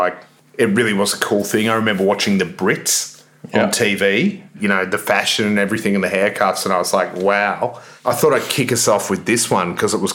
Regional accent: Australia; being Australian

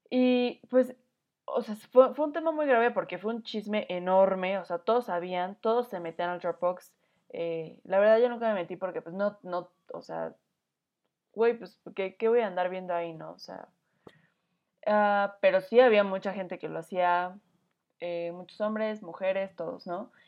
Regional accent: Mexico; como mexicanos

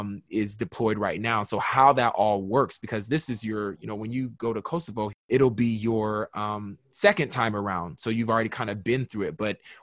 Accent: Kaiserslautern, Rhineland-Palatinate, Germany; born there; I was born in Germany, Kaiserslautern, Germany, to be exact.

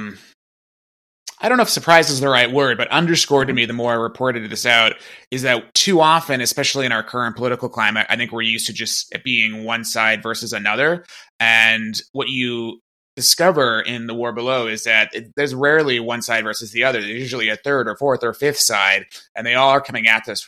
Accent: Maine, United States; I grew up in Maine

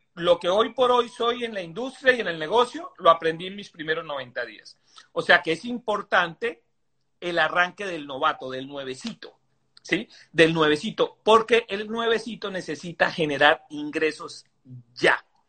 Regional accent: Venezuela; moved away; nosotros venimos de Venezuela

